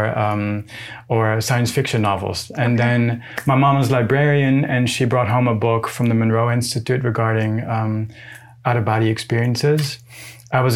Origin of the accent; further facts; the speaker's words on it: Netherlands; moved away as an adult; now in Los Angeles, United States; I'm from the Netherlands.